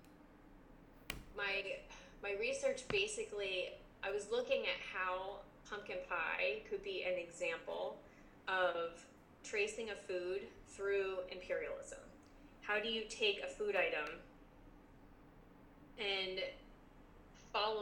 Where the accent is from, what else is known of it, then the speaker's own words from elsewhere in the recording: Jersey Shore, New Jersey, United States; we grew up on the Jersey Shore area